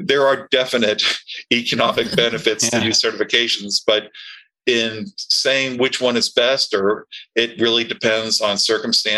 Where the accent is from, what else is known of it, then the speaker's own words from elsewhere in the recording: Tampa, Florida, United States; I grew up in Tampa